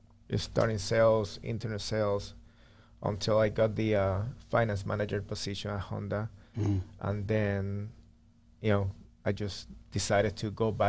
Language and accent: English; Puerto Rico; English is a second language; moved away as an adult; now in Gainesville, United States